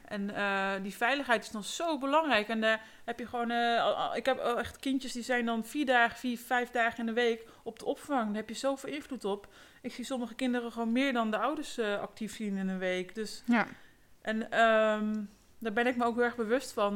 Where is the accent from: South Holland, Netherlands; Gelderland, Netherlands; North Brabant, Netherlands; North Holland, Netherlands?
Gelderland, Netherlands; Ede; ik ben geboren en getogen in Ede, in het prachtige Gelderland op de Veluwe